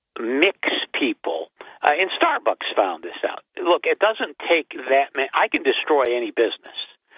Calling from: Binghamton, New York, United States; I'm …, and I'm in Binghamton, but I'm facing west.

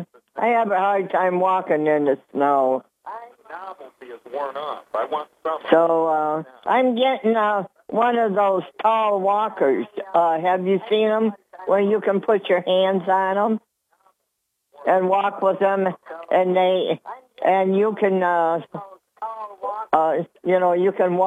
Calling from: Dickinson, New York, United States; … from the town of Dickinson.

